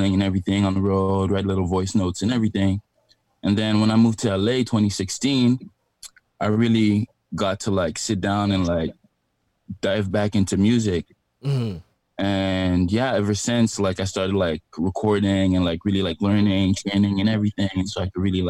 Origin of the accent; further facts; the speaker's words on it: Montreal, Quebec, Canada; moved away as an adult; also born or lived in Abidjan, Ivory Coast; now in Toronto, Canada; I was born in Abidjan and I grew up in Montreal